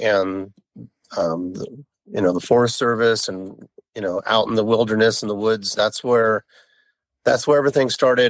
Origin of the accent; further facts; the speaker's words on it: San Lorenzo, California, United States; also born or lived in Castro Valley; I was born in the Bay Area in East Bay. I was born in Castro Valley, born and raised in San Lorenzo, which is a unincorporated area of the East Bay in between San Leandro and Hayward. Graduated from San Lorenzo High.